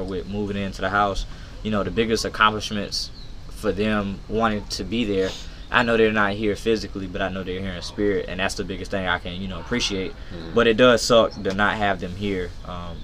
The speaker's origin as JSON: {"language": "English", "town": "Hemingway", "region": "South Carolina", "country": "United States", "tie": "born or raised there", "said": "growing up in Hemingway, like, when we was living in projects"}